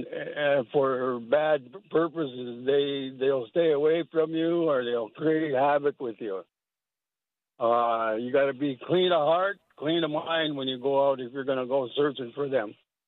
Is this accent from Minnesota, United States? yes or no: yes; Fond du Lac Indian Reservation, Minnesota, United States; It means soldier. I'm from Fond du Lac Indian Reservation. It's right on the tip of Lake Superior, 30 miles west.